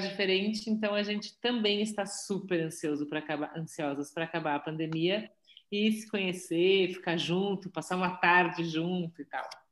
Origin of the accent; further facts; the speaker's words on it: São Paulo, Brazil; fui nascida e criada em São Paulo, é, sempre na Zona Oeste